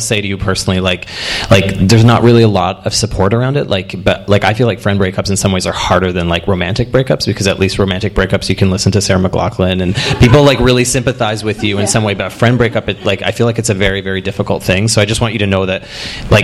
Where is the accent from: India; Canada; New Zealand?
Canada; as a Canadian